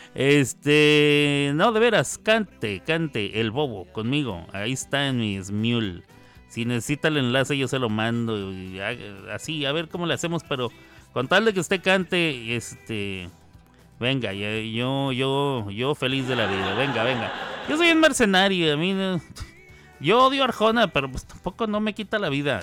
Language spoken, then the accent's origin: Spanish; Mexico; los mexicanos